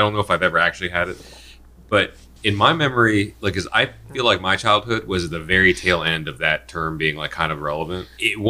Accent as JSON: {"language": "English", "region": "Indiana", "country": "United States", "tie": "born or raised there", "also_born_or_lived": "mid-Atlantic East Coast", "moved": "as an adult", "said": "Where I grew up in Indiana, granted it's not the South"}